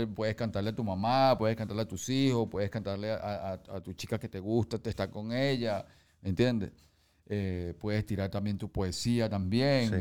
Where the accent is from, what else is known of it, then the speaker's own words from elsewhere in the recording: Venezuela; en mi país